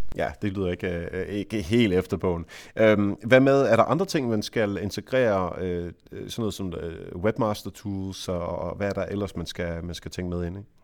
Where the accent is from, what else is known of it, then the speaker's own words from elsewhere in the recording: Jutland, Denmark; jeg er jo jyde